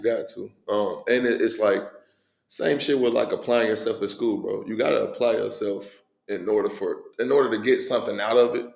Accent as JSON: {"language": "English", "town": "Cincinnati", "region": "Ohio", "country": "United States", "tie": "born or raised there", "said": "born and raised in Cincinnati, man. East side Cincinnati"}